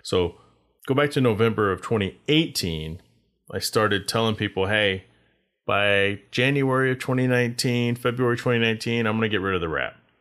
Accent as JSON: {"language": "English", "region": "Texas", "country": "United States", "tie": "born or raised there", "also_born_or_lived": "Arizona", "moved": "as an adult", "said": "I decided to take my car to Texas because that's where I grew up"}